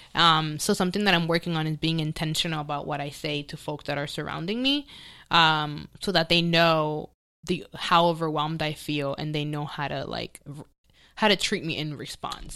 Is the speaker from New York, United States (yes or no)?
yes; New York City, New York, United States; now in Los Angeles, United States; I grew up in the Bronx